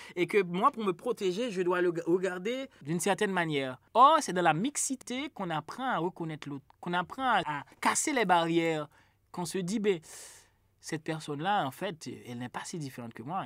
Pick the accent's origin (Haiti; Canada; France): Haiti